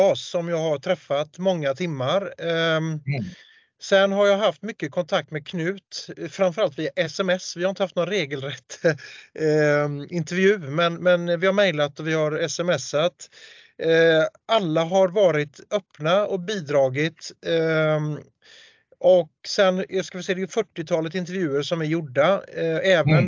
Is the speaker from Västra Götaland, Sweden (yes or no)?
yes; Gothenburg, Västra Götaland, Sweden; Jag är ju göteborgare